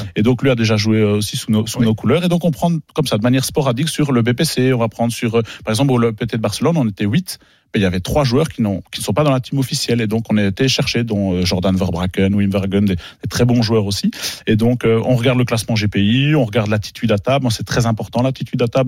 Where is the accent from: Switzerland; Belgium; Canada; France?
Belgium; chez nous en Belgique